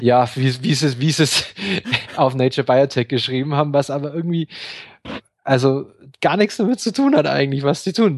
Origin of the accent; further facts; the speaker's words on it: Bavaria, Germany; wir kommen ja beide aus Bayern